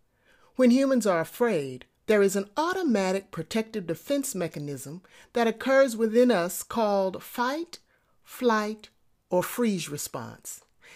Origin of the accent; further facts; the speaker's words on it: New York City, New York, United States; I grew up in New York City in the projects, and there were many occasions where I got into fights.